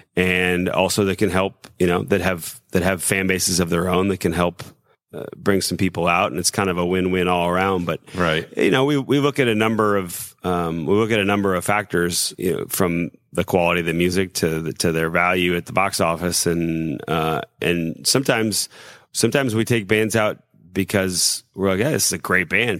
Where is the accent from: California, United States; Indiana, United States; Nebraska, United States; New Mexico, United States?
Indiana, United States; South Bend; We we come from South Bend